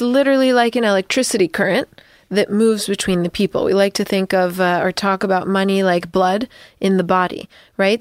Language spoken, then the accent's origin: English; United States; as an American